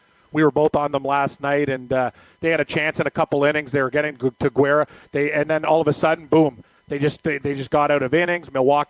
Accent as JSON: {"language": "English", "region": "Northwest Territories", "country": "Canada", "said": "I was from the Northwest Territories"}